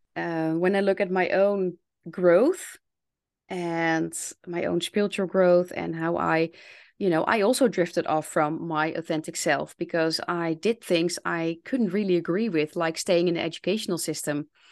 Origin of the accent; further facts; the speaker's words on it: Netherlands; accent: Dutch; English is a second language; I'm someone from the Netherlands. Yes. I'm Dutch. So you can hear that I'm Dutch.